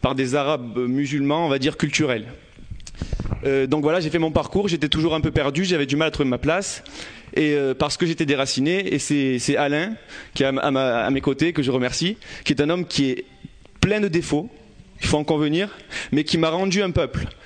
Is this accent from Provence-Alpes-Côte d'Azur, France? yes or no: yes; Marseille, Provence-Alpes-Côte d'Azur, France; J'ai grandi euh, à Campagne-l'Évêque, dans les quartiers nord de Marseille.